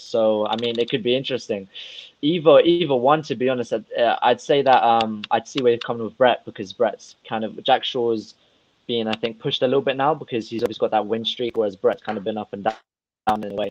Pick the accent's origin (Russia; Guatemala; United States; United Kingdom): Russia; I'm from a whole different part of the world. I'm from Russia